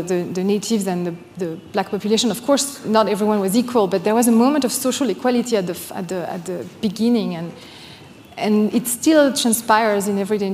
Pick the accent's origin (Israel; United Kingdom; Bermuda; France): France; Normandy; English is a second language; moved away as an adult; now in United States; I'm from Normandy, Lac Tocqueville